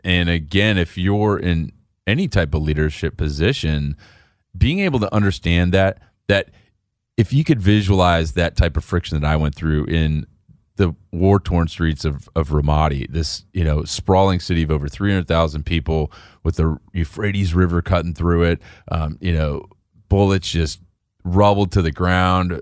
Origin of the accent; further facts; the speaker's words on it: Chicago, Illinois, United States; I grew up in Chicago